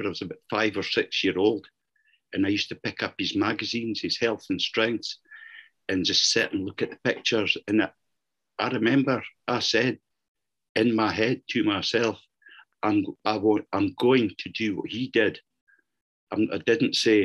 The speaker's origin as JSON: {"language": "English", "town": "Kelso", "region": "Scotland", "country": "United Kingdom", "tie": "born or raised there", "said": "my hometown in Kelso"}